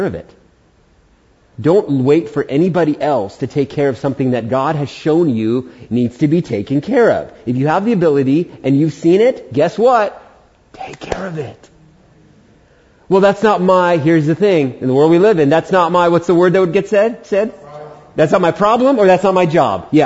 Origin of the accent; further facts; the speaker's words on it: New York City, New York, United States; moved away as an adult; also born or lived in Prescott, Arizona; now in Humboldt County, United States; I was born in Queens, New York